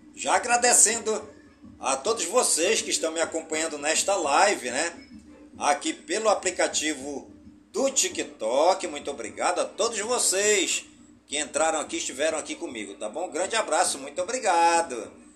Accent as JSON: {"language": "Portuguese", "town": "Careiro da Várzea", "region": "Amazonas", "country": "Brazil", "tie": "born or raised there", "said": "Careiro da Vaz e a minha cidade natal"}